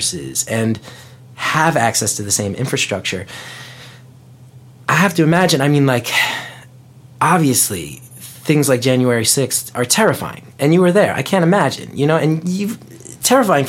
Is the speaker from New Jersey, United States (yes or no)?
yes; West Orange, New Jersey, United States; I grew up in West Orange, New Jersey